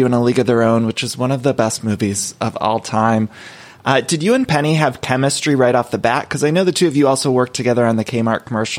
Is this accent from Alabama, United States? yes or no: no; Solon, Ohio, United States; from Solon, Ohio, and this is Everything Iconic with ….